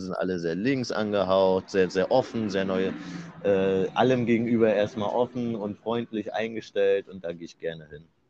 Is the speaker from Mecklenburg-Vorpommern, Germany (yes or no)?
yes; Rostock, Mecklenburg-Vorpommern, Germany; moved away as an adult; now in Wismar, Germany; Wir kommen ja beide aus Rostock